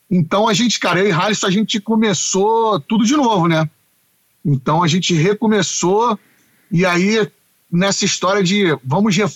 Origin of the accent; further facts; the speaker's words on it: Curitiba, Paraná, Brazil; olha, eu não sou do samba, eu sou de Curitiba mas eu adoro cantar.